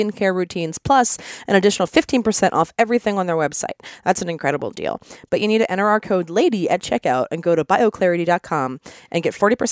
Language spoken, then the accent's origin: English; Baltimore, Maryland, United States; moved away; also born or lived in Philadelphia; I went to college in Philly. I'm from from Baltimore